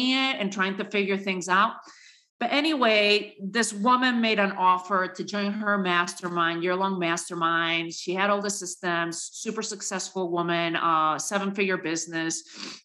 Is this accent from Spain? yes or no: yes; Spain; moved away as an adult; also born or lived in New York City, United States; now in United States; born and raised in Spain to a Spanish father, an American mother, and came to the U.S. my last couple years in college